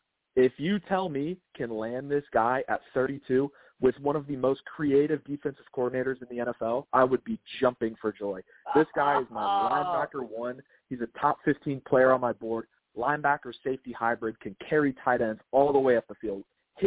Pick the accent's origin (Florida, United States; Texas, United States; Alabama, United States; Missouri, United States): Florida, United States; Tampa; I am from Tampa, Florida.